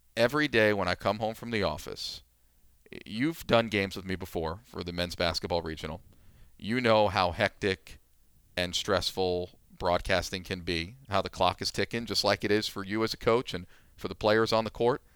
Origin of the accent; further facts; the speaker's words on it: New York, United States; moved away; also born or lived in Pennsylvania; I grew up in New York